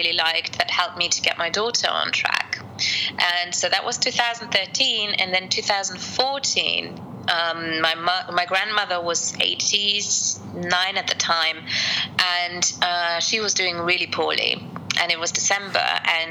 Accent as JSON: {"language": "English", "country": "Luxembourg", "tie": "born or raised there", "also_born_or_lived": "Colombia / United Kingdom", "said": "my family here in Luxembourg are pretty stereotypical for Luxembourg"}